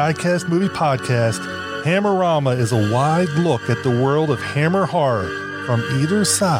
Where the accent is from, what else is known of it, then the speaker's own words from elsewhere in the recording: Maryland, United States; from Maryland, USA.